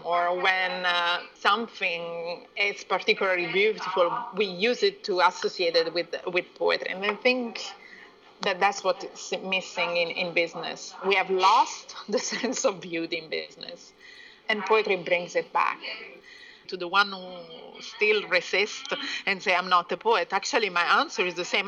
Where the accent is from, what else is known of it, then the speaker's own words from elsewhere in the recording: Italy; moved away; also born or lived in Iran; I was born in Italy from a mixed family. My father is from uh, Persia and my mom is uh, Italian. I've spent 20 years abroad